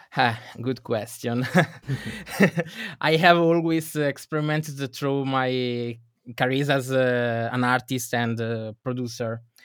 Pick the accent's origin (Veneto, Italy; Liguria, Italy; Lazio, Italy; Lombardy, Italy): Veneto, Italy; Venice area; I come from Italy, uh, in, uh, Venice area